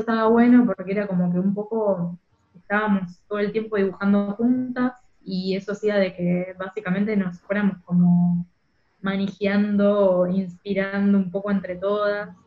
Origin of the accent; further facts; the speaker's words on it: Rosario, Santa Fe, Argentina; moved away as an adult; now in Berlin, Germany; al lugar de donde soy